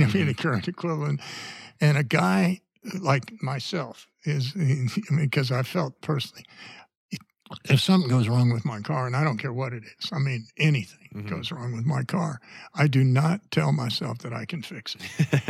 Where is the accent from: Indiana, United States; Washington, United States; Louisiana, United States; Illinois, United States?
Indiana, United States; But I came from Indiana, and I don't think that is a person in Indiana would have felt as exposed to criticism if he knew absolutely nothing about cars.